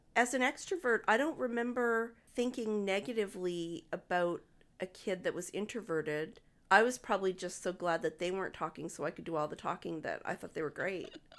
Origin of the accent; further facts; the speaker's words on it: Moncton, New Brunswick, Canada; also born or lived in Dartmouth, Nova Scotia; When I was nine years old, at the end of grade three, we moved from Dartmouth to Moncton